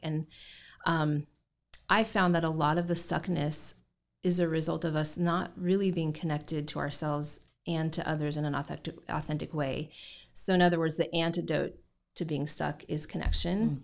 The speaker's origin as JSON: {"language": "English", "region": "Indiana", "country": "United States", "tie": "born or raised there", "also_born_or_lived": "Southern Utah", "moved": "yes", "lives_now": "Gallatin, United States", "said": "I grew up in Indiana"}